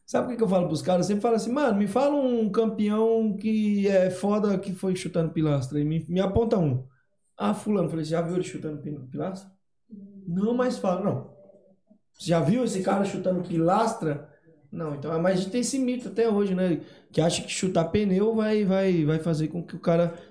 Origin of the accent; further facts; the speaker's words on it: Ceará, Brazil; Como eu, sou do Ceará